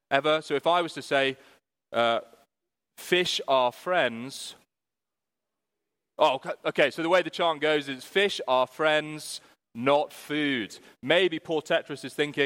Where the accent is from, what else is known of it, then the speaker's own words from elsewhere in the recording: United Kingdom; we're British